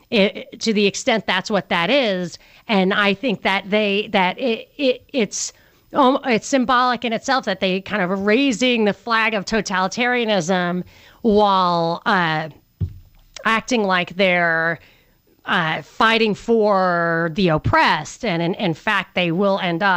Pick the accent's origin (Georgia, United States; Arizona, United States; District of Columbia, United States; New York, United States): New York, United States; I'm from New York.